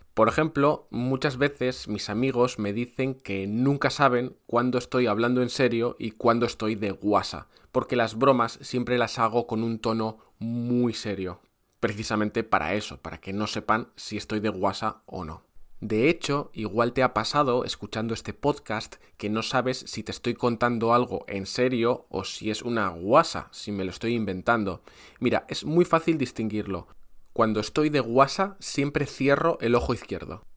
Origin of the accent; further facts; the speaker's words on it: Brazil; Spanish is a second language; soy brasileño, soy profe español